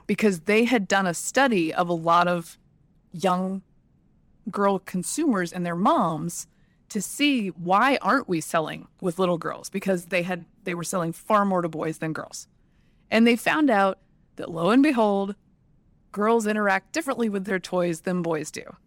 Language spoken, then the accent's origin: English; Alabama, United States; moved away; also born or lived in Georgia; I was born in Alabama